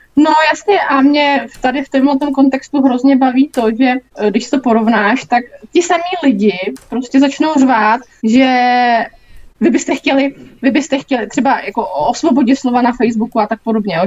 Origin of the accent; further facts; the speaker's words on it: Mladá Boleslav, Central Bohemian Region, Czechia; jsem z Mladý Boleslavi